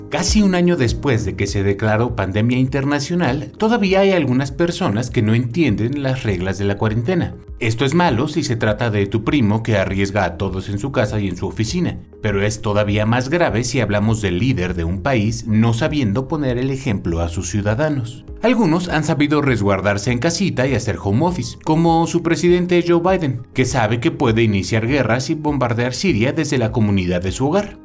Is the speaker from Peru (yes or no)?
no; Mexico; como un mexicano